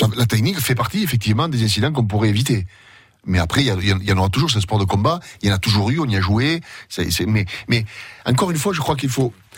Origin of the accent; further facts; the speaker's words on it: Gaillac, Occitania, France; j'ai grandi à Gaillac